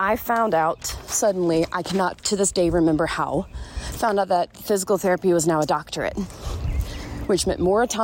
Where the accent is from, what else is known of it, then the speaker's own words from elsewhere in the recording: Southeast, United States; I've never been a homebody. I grew up in the Southeast.